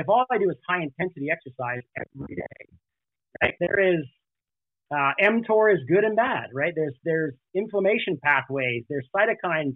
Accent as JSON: {"language": "English", "country": "Canada", "tie": "born or raised there", "also_born_or_lived": "Alberta", "moved": "as an adult", "lives_now": "California, United States", "said": "I was born and raised in Canada."}